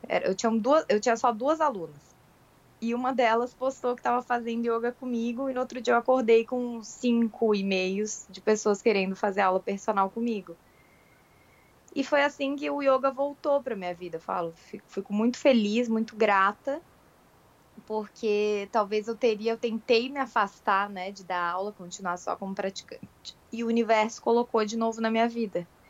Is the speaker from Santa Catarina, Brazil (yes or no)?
yes; Florianópolis, Santa Catarina, Brazil; Eu sou de Florianópolis.